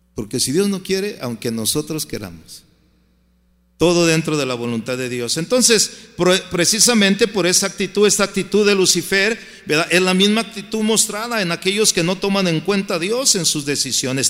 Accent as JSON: {"language": "Spanish", "town": "Guadalajara", "region": "Jalisco", "country": "Mexico", "moved": "as an adult", "lives_now": "United States", "said": "mi tierra, Guadalajara"}